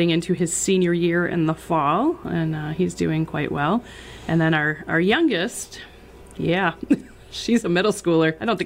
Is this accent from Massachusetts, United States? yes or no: yes; Dalton, Massachusetts, United States; So I grew up in Dalton. I went to Wakona High School.